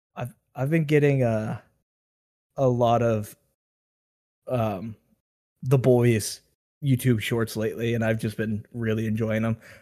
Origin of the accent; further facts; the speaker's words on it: Western Pennsylvania, United States; we're from Western Pennsylvania